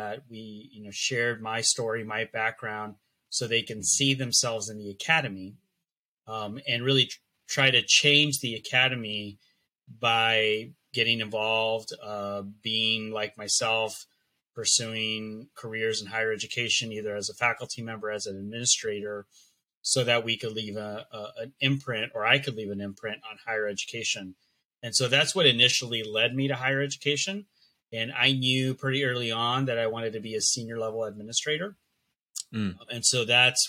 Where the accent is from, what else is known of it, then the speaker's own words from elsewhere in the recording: Los Angeles, California, United States; first language Spanish; English is a second language; I am a native Angeleno, born and raised in Los Angeles